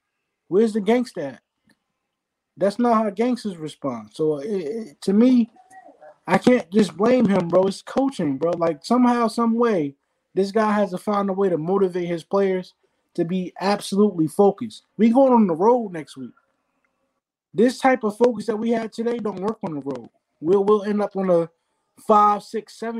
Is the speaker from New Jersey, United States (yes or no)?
yes; New Jersey, United States; I grew up in New Jersey.